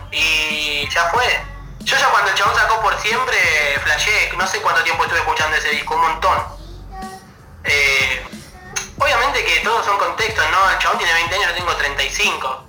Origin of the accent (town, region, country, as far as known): Argentina